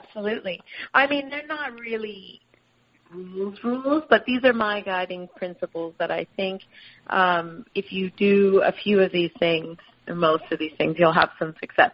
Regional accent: Miami, Florida, United States; now in Sydney, Australia; growing up in Miami, and we had a couple of citrus trees in the backyard

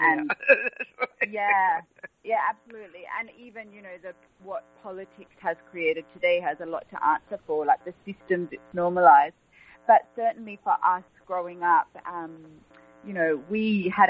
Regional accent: Australia; also born or lived in Afghanistan; my sisters and I grew up in Australia

